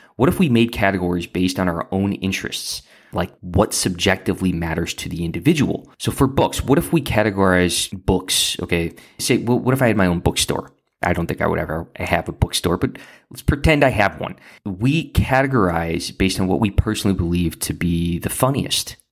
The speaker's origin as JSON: {"language": "English", "area": "Central Lake County", "region": "Illinois", "country": "United States", "tie": "born or raised there", "said": "I grew up in Central Lake County."}